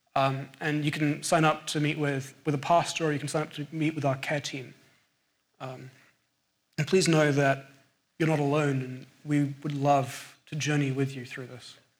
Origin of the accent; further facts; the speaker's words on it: England, United Kingdom; accent: English; moved away; my English accent